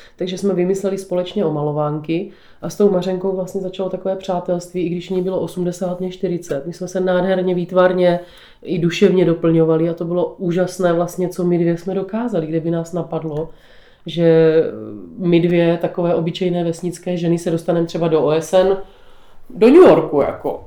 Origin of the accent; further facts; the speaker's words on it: Břeclav, South Moravian Region, Czechia; Tak já žiju na Podluží. Narodila jsem se v Břeclavě v Charvatské Nové Vsi